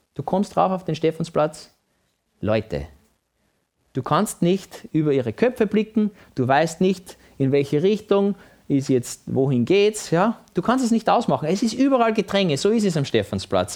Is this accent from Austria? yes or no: yes; Vienna, Austria; Wenn ich mit meinem Papa als kleines Kind in Wien spazieren war